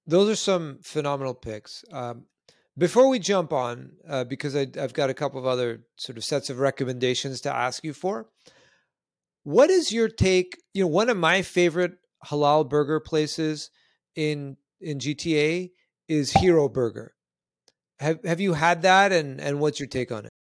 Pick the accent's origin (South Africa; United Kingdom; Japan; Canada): Canada; moved away; I'm originally Canadian myself, uh, born further north